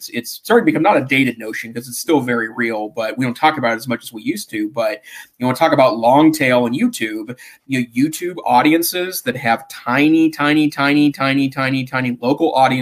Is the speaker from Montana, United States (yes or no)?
yes; Great Falls, Montana, United States; also born or lived in Helena, Montana; now in Missoula, United States; I grew up in Montana's larger towns